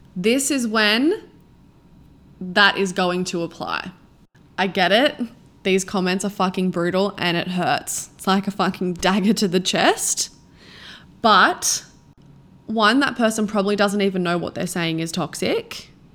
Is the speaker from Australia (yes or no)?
yes; Australia; now in Sydney, Australia; I'm from a really small town, like, the population is literally fifteen hundred and in the middle of nowhere.